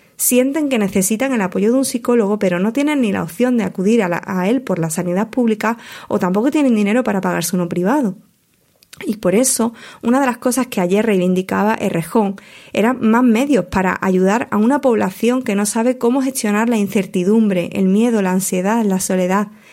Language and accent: Spanish; Huelva, Andalusia, Spain; la mayor parte de mi carrera profesional como plumilla la he desarrollado en mi provincia natal, en Huelva